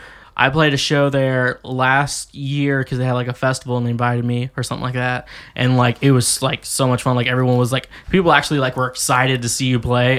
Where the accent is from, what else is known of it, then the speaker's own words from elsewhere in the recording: Kansas, United States; also born or lived in Missouri; now in Nashville, United States; I spent like 13 years of my life in Kansas, mm-hmm. but I spent 10 years in Missouri